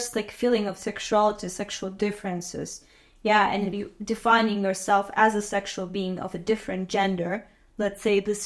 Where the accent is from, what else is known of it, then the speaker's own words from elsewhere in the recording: Azerbaijan; moved away as an adult; also born or lived in Hawaii; I'm from Azerbaijan, and I was born in 1994.